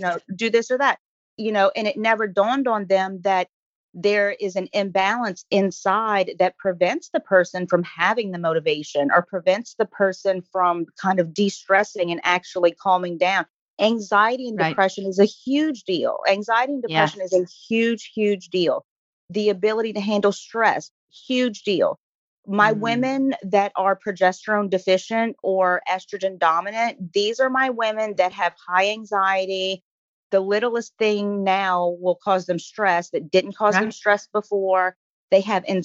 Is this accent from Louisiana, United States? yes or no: yes; New Orleans, Louisiana, United States; I am from New Orleans, born and raised